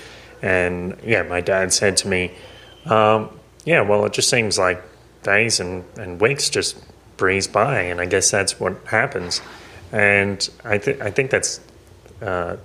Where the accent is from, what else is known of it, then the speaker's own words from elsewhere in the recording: Maitland, New South Wales, Australia; moved away; going back to Maitland, to my hometown